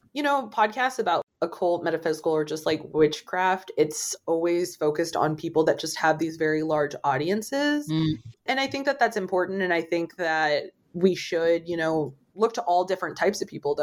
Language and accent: English; St. Louis, Missouri, United States; I'm from the St. Louis area and the area code here is 314